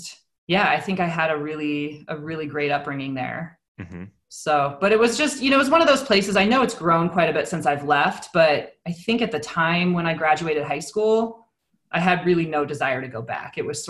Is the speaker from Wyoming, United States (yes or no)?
yes; Sheridan, Wyoming, United States; moved away as an adult; now in Jackson, United States; I am actually from Sheridan, Wyoming originally. So born and raised there.